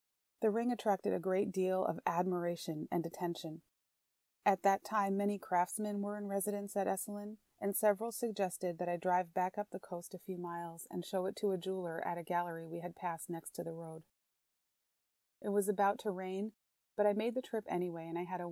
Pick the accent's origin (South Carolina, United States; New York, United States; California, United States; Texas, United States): New York, United States; as a New Yorker and a city dweller